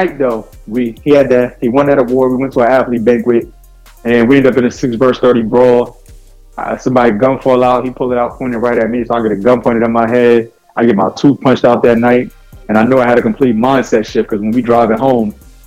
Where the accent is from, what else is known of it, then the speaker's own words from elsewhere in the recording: New Jersey, United States; I was born and raised in Jersey. And it's a certain mindset and mentality that we have here